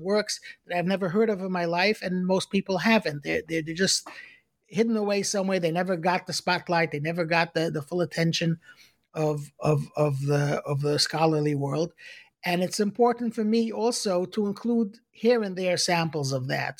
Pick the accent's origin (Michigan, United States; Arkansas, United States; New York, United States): New York, United States; New York City; I was born in, in Brooklyn, in Crown Heights